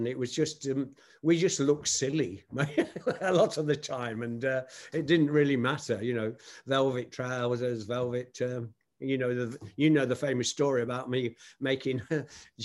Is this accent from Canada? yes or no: no; Nottingham, East Midlands, United Kingdom; my hometown of Nottingham, England